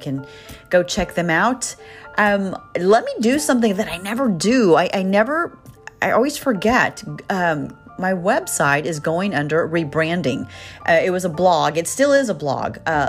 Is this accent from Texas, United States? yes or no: yes; Texas, United States; I'm from Texas, so I've got that accent.